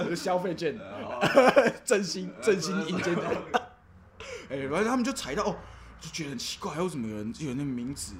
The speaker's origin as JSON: {"language": "Chinese", "region": "Tainan", "country": "Taiwan", "said": "我们台南这边其实很多那种日剧时代"}